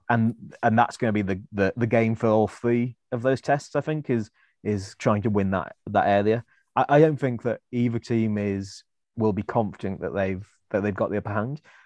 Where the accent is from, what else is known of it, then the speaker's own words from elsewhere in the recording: Welsh, Wales, United Kingdom; I am Welsh